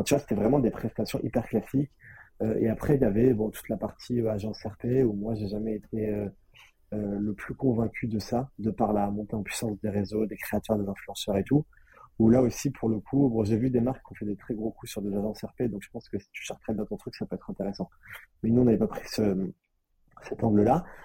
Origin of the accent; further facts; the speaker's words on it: Nice, Provence-Alpes-Côte d'Azur, France; also born or lived in Paris; chez moi à Nice